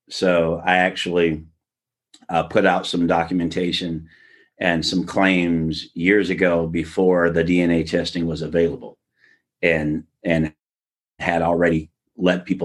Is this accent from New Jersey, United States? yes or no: no; Brooklyn, New York, United States; also born or lived in Long Island / Pomona, California; I was born in Brooklyn, New York, and I grew up in both Brooklyn, Long Island, and in Southern California in the Pomona, California area.